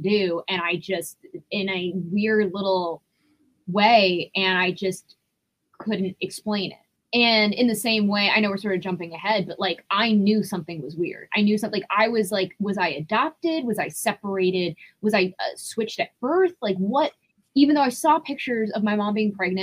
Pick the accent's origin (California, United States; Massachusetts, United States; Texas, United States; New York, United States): New York, United States; Rye; I grew up in Rye, New York specifically